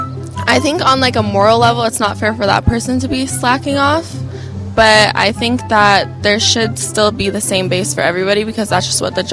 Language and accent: English; New Jersey, United States; I mean, I come from New Jersey.